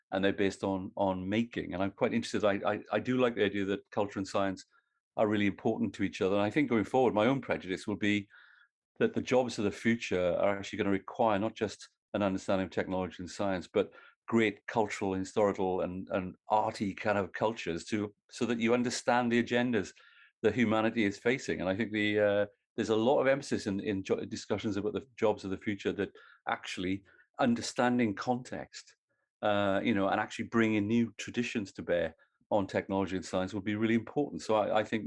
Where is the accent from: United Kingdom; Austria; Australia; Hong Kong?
United Kingdom; Welsh, Wales; I'm Welsh